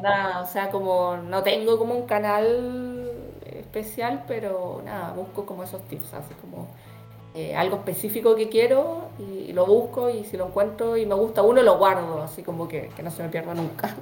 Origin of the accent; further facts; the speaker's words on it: Chile; yo con mis chilenismos, soy muy chilena para mis cosas